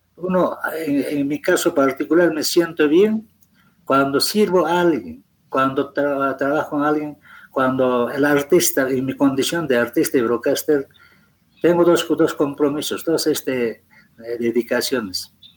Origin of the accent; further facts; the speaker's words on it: Peru; como buenos peruanos